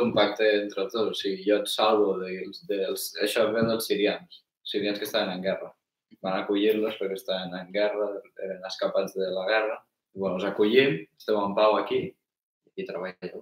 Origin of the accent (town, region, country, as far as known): Catalonia, Spain